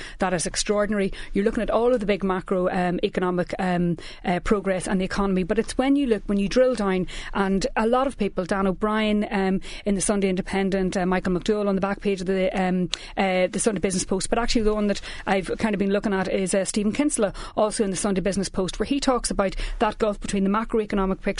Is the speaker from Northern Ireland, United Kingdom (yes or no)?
yes; Newry, Northern Ireland, United Kingdom; I'm from Newry